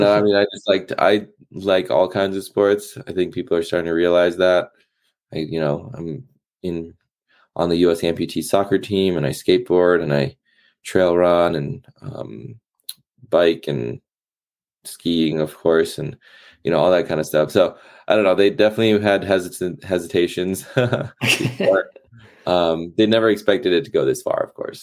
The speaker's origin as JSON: {"language": "English", "region": "East Coast", "country": "United States", "tie": "born or raised there", "said": "growing up on the East Coast, it was uh, very seasonal from winter, spring, summer, fall"}